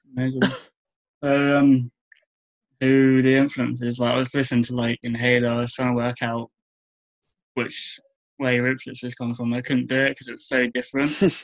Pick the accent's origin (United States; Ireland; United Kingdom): United Kingdom; Bournemouth, South West England; I'm from Bournemouth